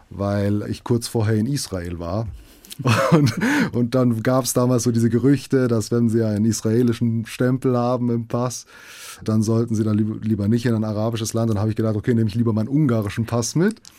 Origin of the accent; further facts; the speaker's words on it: Frankfurt, Hesse, Germany; also natürlich ich bin in, in Frankfurt aufgewachsen und ich finde, es ist ein, eine wunderbare Stadt.